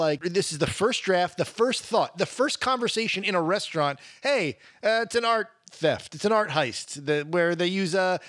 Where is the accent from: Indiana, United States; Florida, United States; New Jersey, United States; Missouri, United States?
New Jersey, United States; Jersey Shore; I'm from the Jersey Shore.